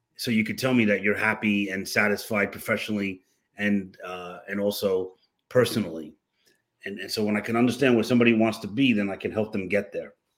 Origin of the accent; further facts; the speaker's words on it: New York City, New York, United States; moved away as an adult; now in Florida, United States; born and raised in New York City